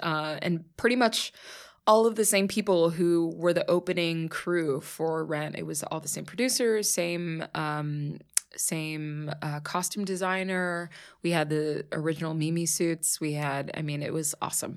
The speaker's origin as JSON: {"language": "English", "town": "Pittsburgh", "region": "Pennsylvania", "country": "United States", "tie": "born or raised there", "also_born_or_lived": "New York", "moved": "as an adult", "said": "I was born and raised in Pittsburgh."}